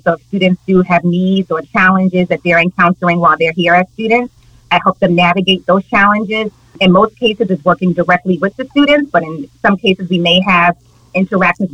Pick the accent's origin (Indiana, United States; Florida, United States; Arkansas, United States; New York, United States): New York, United States; New York City; now in Westchester County, United States; I was born and raised in Harlem, New York City.